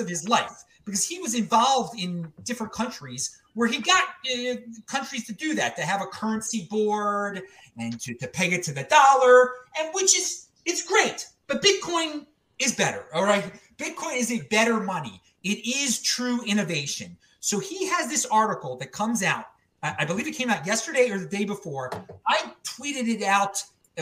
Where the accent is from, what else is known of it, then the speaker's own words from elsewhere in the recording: Baltimore, Maryland, United States; now in Salt Lake City, United States; I'm from Baltimore originally